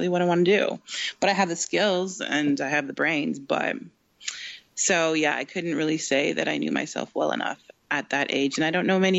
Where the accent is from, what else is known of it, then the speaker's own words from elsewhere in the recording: Canada; I'm in Canada, I'm Canadian